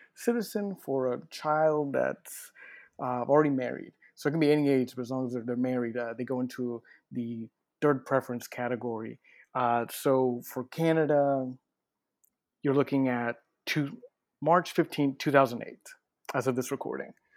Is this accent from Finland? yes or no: no; Mexico; now in United States; I'm from Mexico